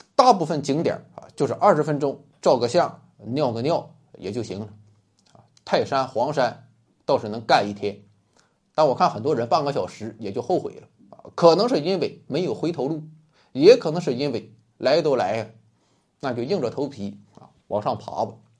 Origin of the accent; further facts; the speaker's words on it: Rizhao, Shandong, China; 我也是一个山东人，那是正宗的山东日照人